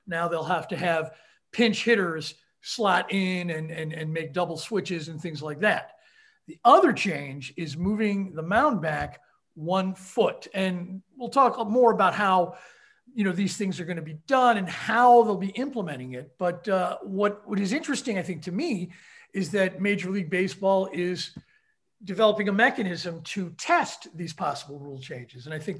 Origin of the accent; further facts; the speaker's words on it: Cincinnati, Ohio, United States; now in Chicago, United States; I'm in Cincinnati, my hometown